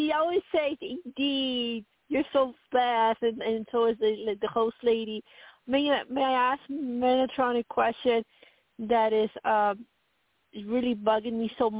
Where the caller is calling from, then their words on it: Colorado, United States; from Colorado.